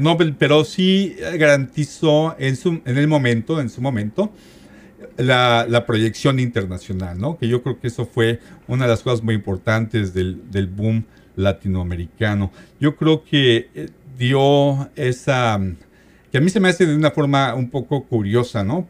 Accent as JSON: {"language": "Spanish", "region": "Mexico City", "country": "Mexico", "said": "yo soy de la Ciudad de México"}